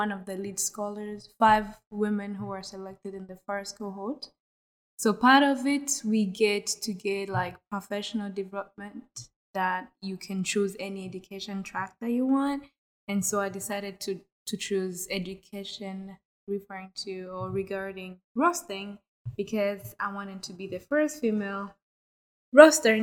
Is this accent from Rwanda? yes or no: yes; Kigali, Rwanda; I am from Rwanda, and I live in Kigali. I was born and raised there